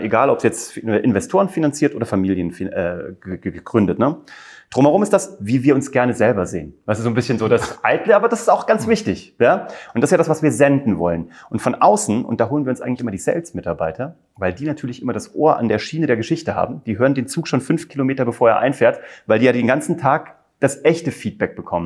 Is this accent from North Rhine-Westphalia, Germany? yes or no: no; Kassel, Hesse, Germany; moved away as an adult; also born or lived in Cologne; Ich komme eigentlich aus Kassel.